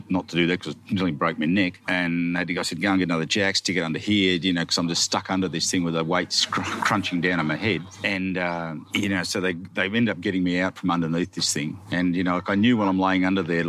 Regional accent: Gunning, New South Wales, Australia; I come from Gunning, satellite city of the universe.

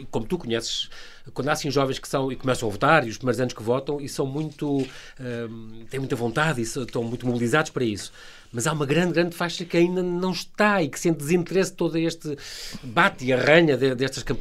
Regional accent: Lisbon, Portugal; e eu sou de Lisboa, imagina

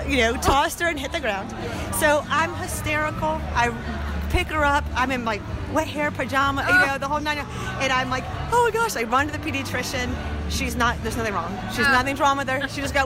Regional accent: Raleigh, North Carolina, United States; Here, Raleigh.

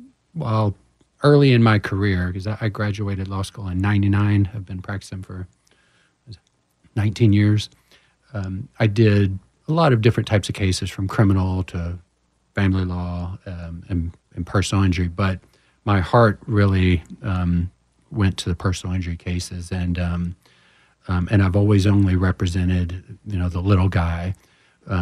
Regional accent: Houston, Texas, United States; I'm from Houston originally

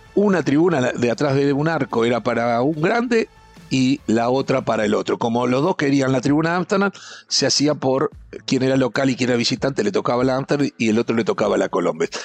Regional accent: Uruguay; como uruguayo, yo viajé mucho

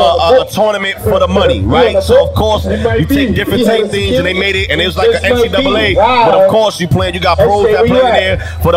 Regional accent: New York City, New York, United States; I'm from the Boogie Down Bronx, New York, where hip-hop got started from.

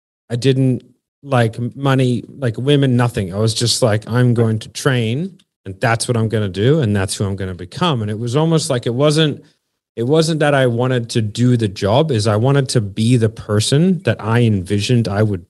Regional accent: United States; moved away as an adult; now in Australia; I grew up in the States

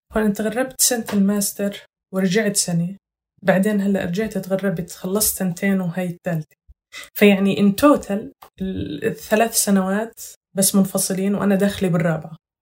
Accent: Huwara, Nablus Governorate, Palestine; moved away as an adult; now in Scotland, United Kingdom; أنا من نابلس، أو ريف نابلس

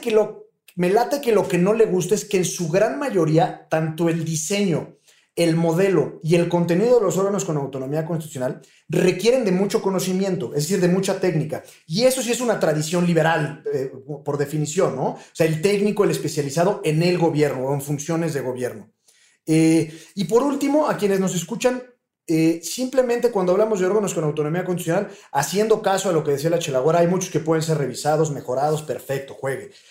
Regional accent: Mexico; como mexicanos

